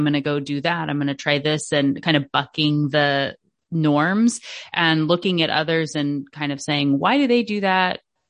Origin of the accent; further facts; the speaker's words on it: Washington, United States; also born or lived in Alaska; In Washington State. So I'm originally from Alaska.